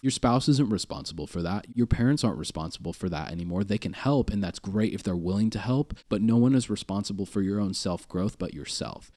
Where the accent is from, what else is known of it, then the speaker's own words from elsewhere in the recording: Kearney, United States; I grew up in Kearney